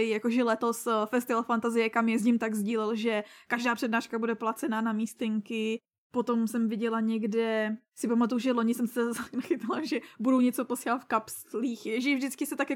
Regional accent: Litvínov, Ústí nad Labem Region, Czechia; A tady u nás v Litvínové byla letos zpráva.

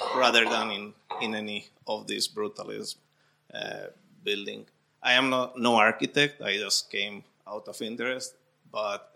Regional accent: Spain; moved away; I am from Spain.

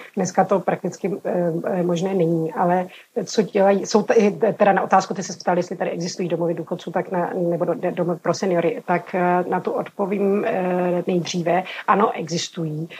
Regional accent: Bohemia, Czechia; moved away as an adult; now in Corfu, Greece; já jsem byla zvyklá z Čech mít hodně kamarádů mezi muži

